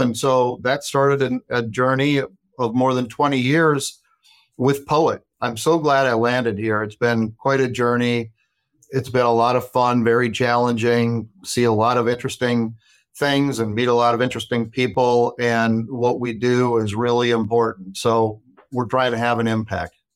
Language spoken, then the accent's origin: English; Watertown, South Dakota, United States; also born or lived in Dallas, Texas; I grew up in Watertown, South Dakota